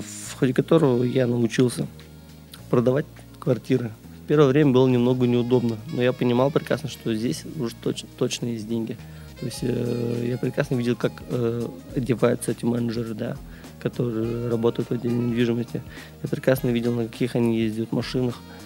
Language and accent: Russian; Ufa, Bashkortostan, Russia; moved away as an adult; also born or lived in Kazan; now in Saint Petersburg, Russia; сам я родом не из Санкт-Петербурга, я сюда приехал из Уфы. То есть родился и вырос я там